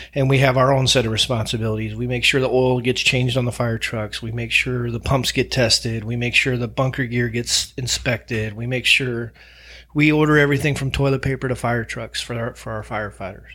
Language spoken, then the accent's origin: English; St. Louis, Missouri, United States; moved away; growing up in Saint Louis, Missouri